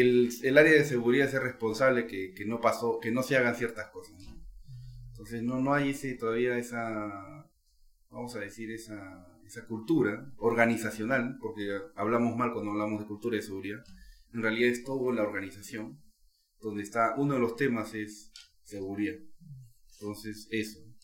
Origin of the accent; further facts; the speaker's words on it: Peru; Como peruano